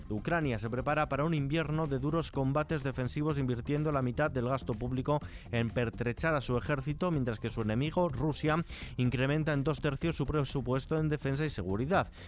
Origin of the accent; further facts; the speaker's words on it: Asturias, Spain; Yo, yo os hablo como un asturiano más que siente en este sentido